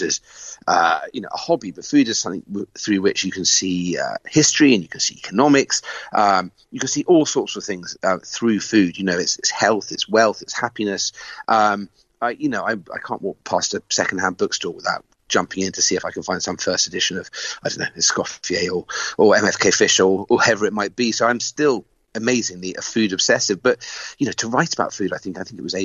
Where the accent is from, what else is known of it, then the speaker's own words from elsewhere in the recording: England, United Kingdom; me as an Englishman